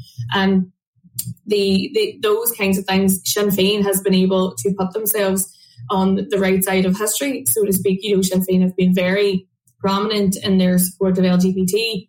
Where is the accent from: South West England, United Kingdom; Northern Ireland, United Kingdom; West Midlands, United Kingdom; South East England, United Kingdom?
Northern Ireland, United Kingdom; Derry; I'm from Derry City